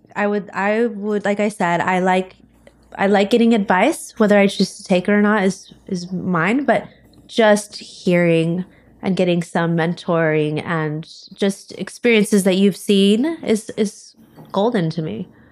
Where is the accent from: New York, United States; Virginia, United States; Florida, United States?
Florida, United States; I'm from Florida.